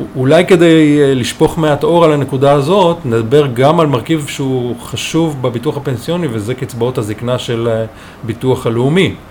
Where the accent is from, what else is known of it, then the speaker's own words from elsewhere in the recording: Israel; also born or lived in Chicago, United States; אני מושבניק שבחר בלימודי כלכלה חקלאית